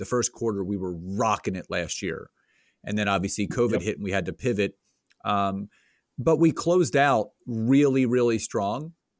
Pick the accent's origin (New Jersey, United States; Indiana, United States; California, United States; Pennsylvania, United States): Pennsylvania, United States; Conshohocken; So I grew up in Conshohocken, Plymouth Meeting area, which is about 20 minutes outside of Philadelphia